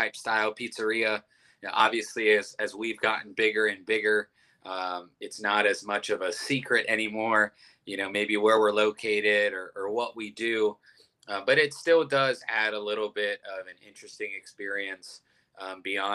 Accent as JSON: {"language": "English", "town": "Youngstown", "region": "Ohio", "country": "United States", "moved": "as an adult", "lives_now": "Columbus, United States", "said": "I'm from Youngstown, Ohio, which is a big Italian community. And moved down to Columbus about 10 years ago for college."}